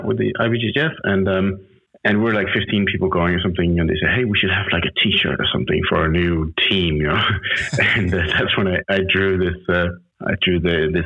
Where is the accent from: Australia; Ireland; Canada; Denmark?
Denmark; Copenhagen, Capital Region of Denmark; English is a second language; moved away as an adult; now in Saint Barthélemy; I'm originally from Copenhagen, Denmark